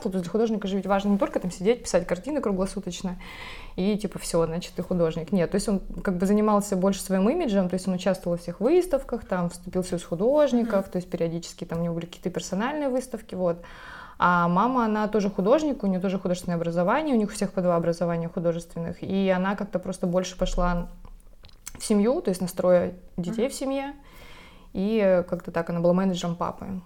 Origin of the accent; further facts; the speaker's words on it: Krasnodar, Krasnodar Krai, Russia; moved away; я выросла в Краснодаре, это юг, это Кубань, говорят, на Кубани.